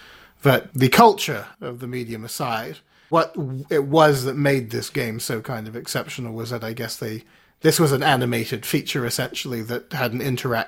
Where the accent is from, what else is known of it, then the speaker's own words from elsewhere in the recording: Canada; Well, I mean, I grew up in here and Canada, and I felt it was about the same.